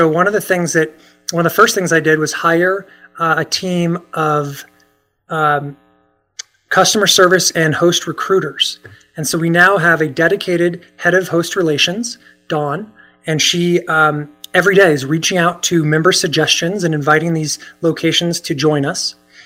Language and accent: English; Virginia, United States; moved away as an adult; also born or lived in Washington, D.C.; I grew up in Virginia, and I started a video technology company there